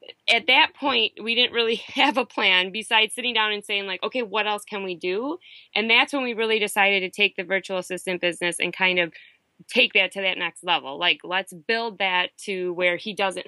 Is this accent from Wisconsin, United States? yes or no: yes; Wisconsin, United States; moved away; we're from Wisconsin